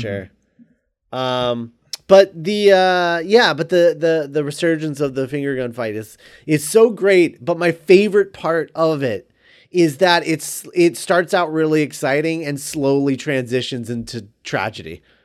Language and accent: English; Florida, United States; when I was a kid, um, living, growing up in Florida